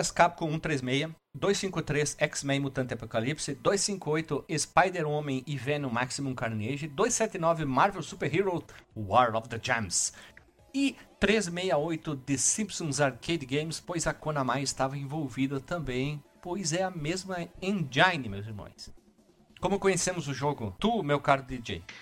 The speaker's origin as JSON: {"language": "Portuguese", "town": "Frederico Westphalen", "region": "Rio Grande do Sul", "country": "Brazil", "tie": "born or raised there", "said": "Quando eu era pequena, lá em Frederico Westphalen."}